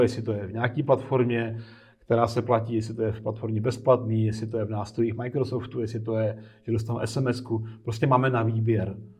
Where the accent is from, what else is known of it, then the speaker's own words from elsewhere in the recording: Czechia; my jako Češi máme tady